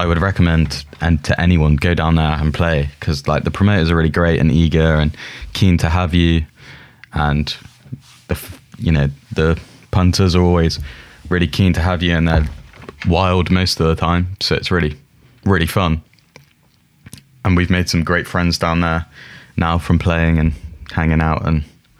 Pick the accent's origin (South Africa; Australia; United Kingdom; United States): United Kingdom; Plymouth, South West England; now in Brighton, United Kingdom; I'm from Plymouth originally, which is 2 hours from Falmouth, which is just inside Devon